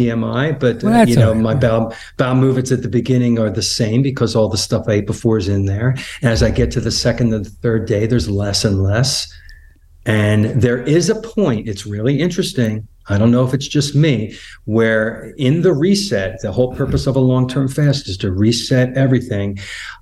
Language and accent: English; Philadelphia, Pennsylvania, United States; moved away; I'm from Philadelphia originally